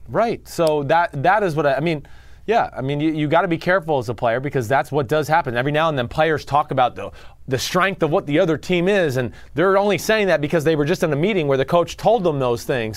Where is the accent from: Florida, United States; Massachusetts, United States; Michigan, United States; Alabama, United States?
Massachusetts, United States; Boston; I'm from Boston